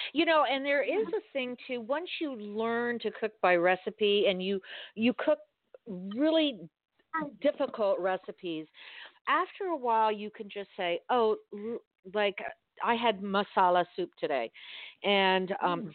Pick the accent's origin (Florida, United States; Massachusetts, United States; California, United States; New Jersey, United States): Florida, United States; Miami; I grew up in Miami in South Dade